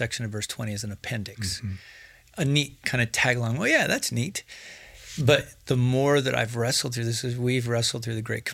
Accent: Wyoming, United States; I'm from Wyoming

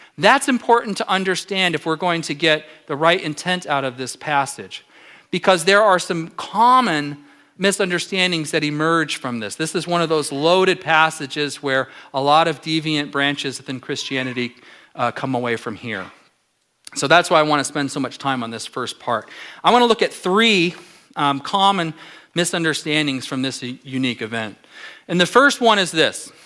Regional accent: Southern California, United States; now in Alaska, United States; I'm from Southern California

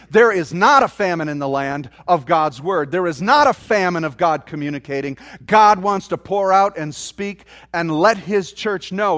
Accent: United States; we're American

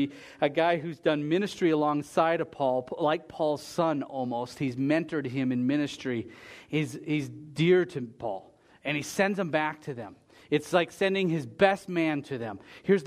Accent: United States; As an American

